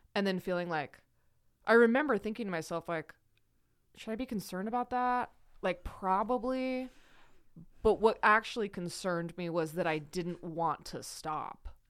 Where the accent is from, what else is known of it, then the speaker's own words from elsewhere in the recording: Idaho, United States; also born or lived in Salt Lake City, Utah; I was born in Salt Lake. I grew up in Idaho.